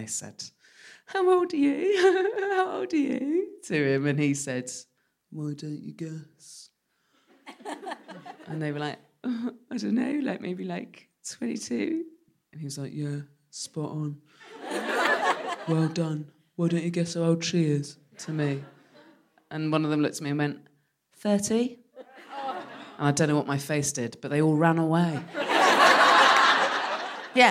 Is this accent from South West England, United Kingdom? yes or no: yes; West Country, South West England, United Kingdom; moved away; I'm from the West Country, so started drinking when I was 12